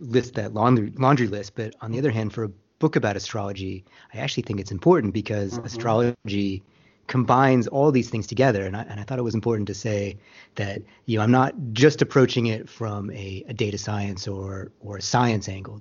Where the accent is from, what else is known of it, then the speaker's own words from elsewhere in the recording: Tucson, Arizona, United States; I was born in Tucson, Arizona, which honestly is a fantastic place to grow up